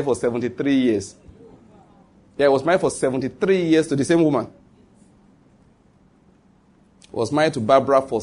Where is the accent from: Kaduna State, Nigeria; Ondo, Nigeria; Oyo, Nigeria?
Ondo, Nigeria; Western Nigeria; moved away as an adult; also born or lived in Edo State, Nigeria; now in Enugu, Nigeria; I was born in Ondo State, come from Western Nigeria. Went to school in Edo State.